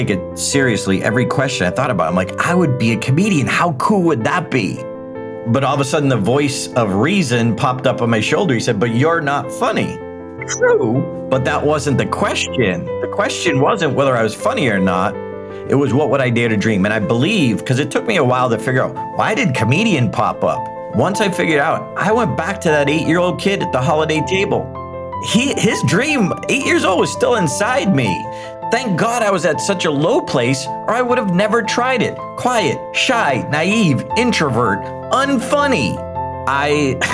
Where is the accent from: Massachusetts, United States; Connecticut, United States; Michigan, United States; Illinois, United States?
Massachusetts, United States; Auburn; born in Auburn, Massachusetts. It was one of the suburbs of Boston, about an hour away. Catholic family, mom and dad were awesome. Just kind. It was like growing up with June and Ward Cleaver